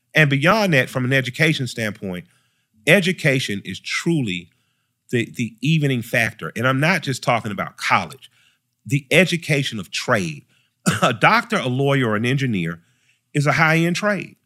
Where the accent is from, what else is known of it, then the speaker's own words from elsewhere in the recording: Atlanta, Georgia, United States; I grew up in the Collier Heights Elementary, right on the west side